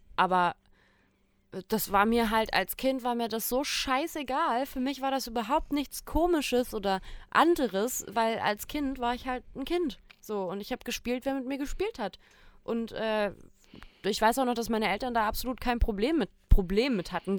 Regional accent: Germany; ich komme aus Deutschland, bin in Deutschland geboren

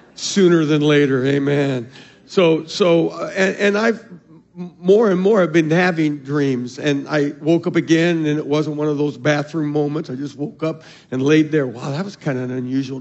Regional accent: Arizona, United States; I'm from Arizona

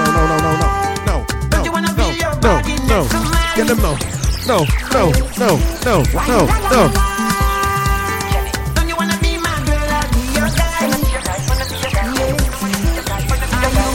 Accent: St. Lucia; it's such a privilege to be a Lucian. It's a flex to be a Lucian

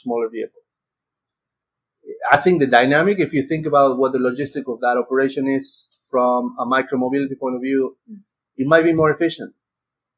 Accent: Argentina; moved away as an adult; now in United States; I'm from Argentina and I came to the US in 98

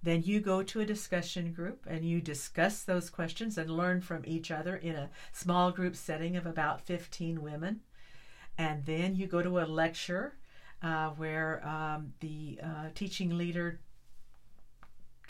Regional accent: northeastern Kansas, United States; moved away as an adult; now in Texas, United States; I was born in northeastern Kansas, the far northeastern part of Kansas, right where Kansas and Missouri and Nebraska all kind of joined together. I was born on a farm

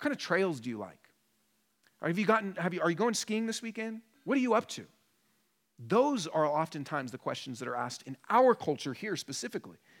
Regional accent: Portland and Seattle, Pacific Northwest, United States; moved away as an adult; now in Denver, United States; I'm from Portland and Seattle originally, and then have been in Denver for about ten years

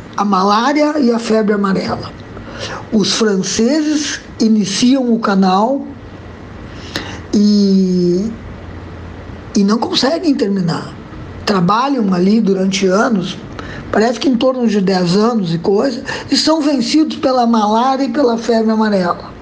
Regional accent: Brazil; nós brasileiros

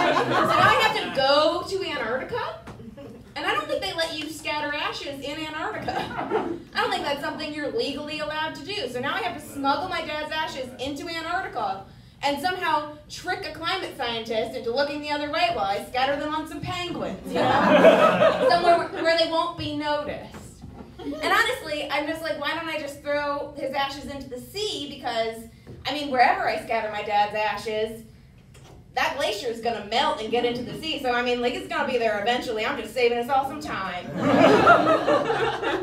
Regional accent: New Jersey, United States; I'm from New Jersey

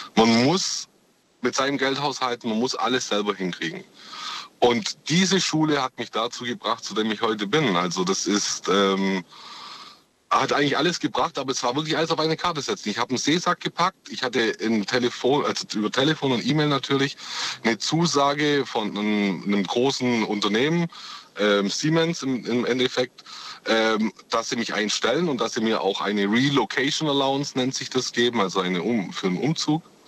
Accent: Ulm, Baden-Württemberg, Germany; Aus der Ulmer Ecke.

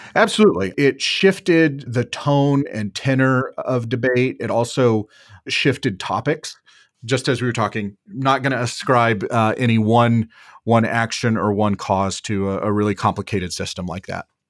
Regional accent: Wichita Falls, Texas, United States; moved away as an adult; now in Washington, D.C., United States; I was born and raised in Wichita Falls, Texas, so, so North Texas

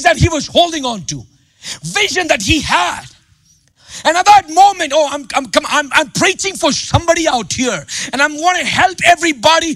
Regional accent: India; English is a second language; moved away; I grew up in India, man. You see my accent. You see my mistakes in my grammar and all

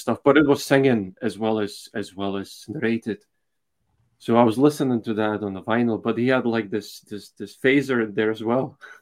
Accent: Slovakia; moved away; I'm from Slovakia originally, so eh, when I was growing up, it was still communism.

